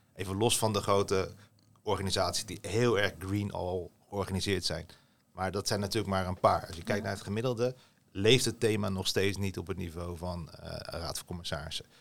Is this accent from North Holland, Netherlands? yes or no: no; Rotterdam, South Holland, Netherlands; opgevoed, opgegroeid in Rotterdam